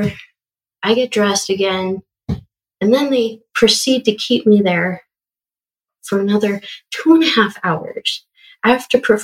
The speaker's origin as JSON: {"language": "English", "region": "Western Colorado", "country": "United States", "tie": "born or raised there", "said": "I grew up in Western Colorado"}